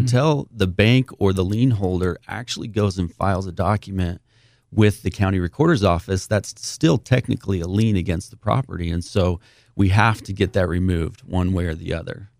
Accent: St. George, Utah, United States; born and raised in Saint George, Utah

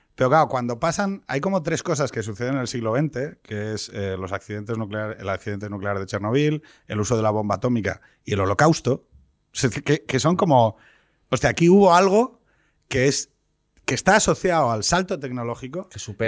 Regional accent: Asturias, Spain; yo soy de Asturias

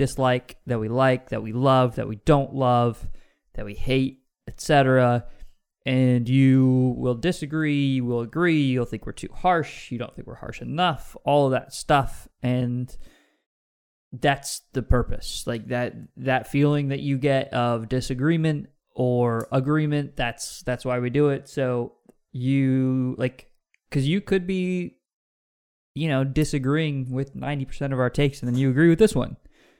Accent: Pacific Northwest, United States; I'm from the West Coast.

